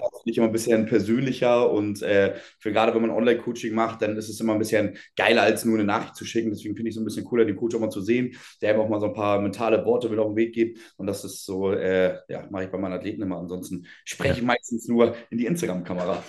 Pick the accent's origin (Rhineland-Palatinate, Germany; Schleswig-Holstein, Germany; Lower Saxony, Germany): Schleswig-Holstein, Germany; Schenefeld; bei uns in Schenefeld, ich komme aus Schenefeld, oder Schenefelder geboren